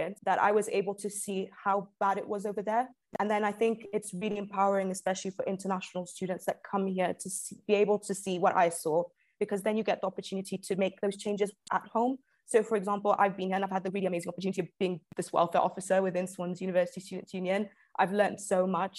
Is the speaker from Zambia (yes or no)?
yes; Zambia; now in United Kingdom; I'm originally from Zambia